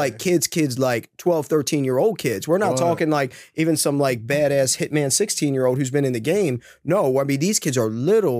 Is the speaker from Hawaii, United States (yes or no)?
no; Towson, Maryland, United States; also born or lived in Parkville; So I grew up in Southeast District, mostly Towson, Parkville, went to Towson.